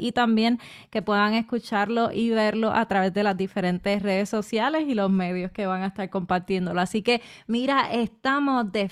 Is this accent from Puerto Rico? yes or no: yes; Puerto Rico; si soy boricua y soy mujer, tiene que ser la, mejor mitad de yo